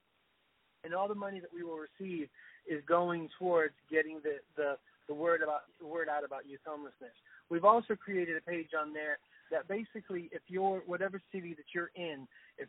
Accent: Florida, United States; moved away; I'm from the South. I grew up in Florida

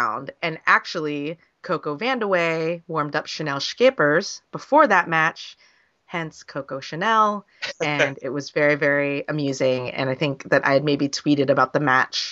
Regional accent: California, United States; I'm from California.

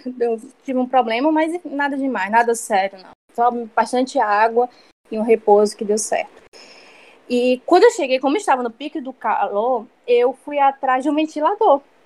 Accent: Ceará, Brazil; moved away as an adult; now in Canada; sou cearense, lá só tem verão todo tempo

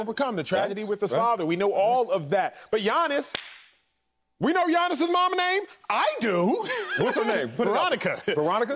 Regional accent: Dallas, Texas, United States; I said Dallas, Texas

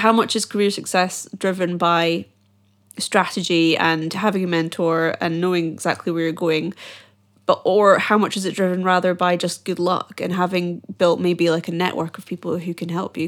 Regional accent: Edinburgh, Scotland, United Kingdom; I'm from Edinburgh and every year we have the Edinburgh Fringe

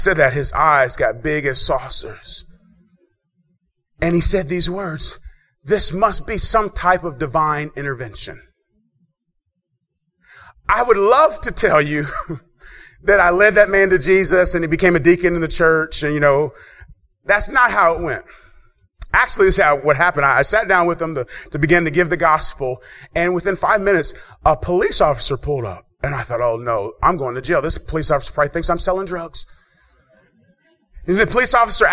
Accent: Dayton, Ohio, United States; moved away; I grew up in Dayton

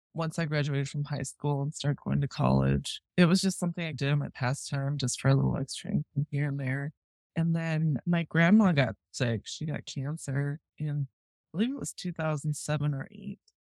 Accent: Rapid City, South Dakota, United States; I grew up in Rapid City, South Dakota

